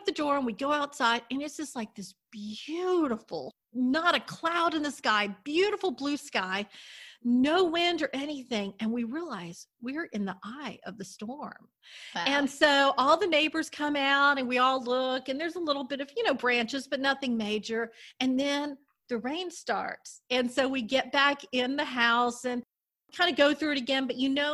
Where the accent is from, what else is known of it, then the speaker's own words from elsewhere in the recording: Destin, Florida, United States; I grew up in Destin, Florida, so we were right on the Gulf and everything